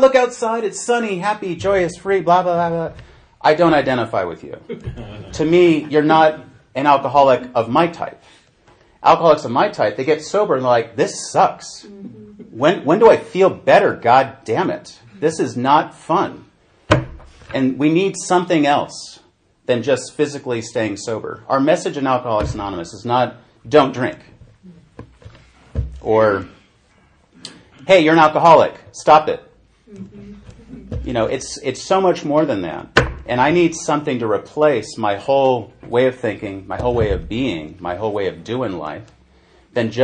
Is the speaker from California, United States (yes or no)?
yes; San Francisco, California, United States; born or raised there; now in Norway